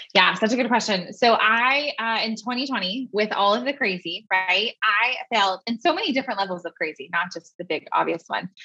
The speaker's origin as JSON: {"language": "English", "area": "Bay Area", "region": "California", "country": "United States", "tie": "born or raised there", "moved": "as an adult", "lives_now": "Tennessee, United States", "said": "I'm not a Tennessee native, as you can tell probably from my lack of accent, but I um, was born and raised in the Bay Area."}